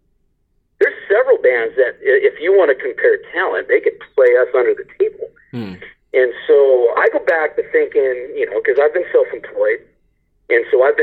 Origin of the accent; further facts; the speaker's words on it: Southern Oregon, United States; we're from Southern Oregon